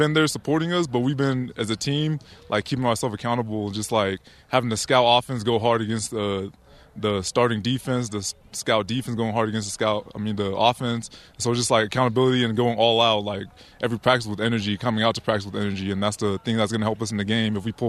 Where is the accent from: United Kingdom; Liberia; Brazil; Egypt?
Liberia; now in United States; Like, when I came from Liberia, I came smiling because it's like I'm living the American dream